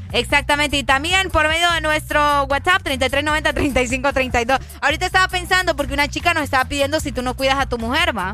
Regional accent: Honduras; la situación en mi país es bien diferente

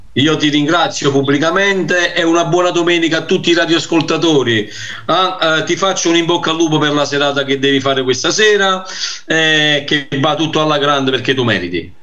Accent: Naples, Campania, Italy; io sono napoletano

